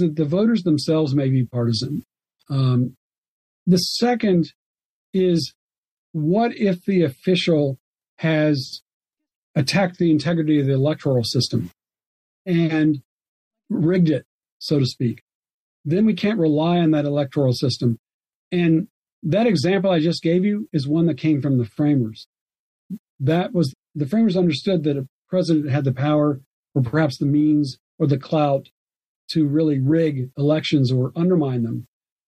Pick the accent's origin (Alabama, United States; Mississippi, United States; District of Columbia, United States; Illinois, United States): Alabama, United States; now in North Carolina, United States; my home state, for example, of Alabama